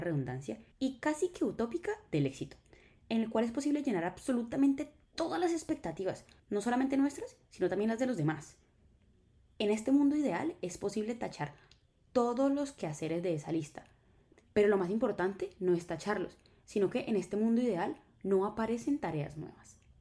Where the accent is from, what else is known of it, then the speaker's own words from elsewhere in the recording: Colombia; en Colombia somos los reyes de la escasez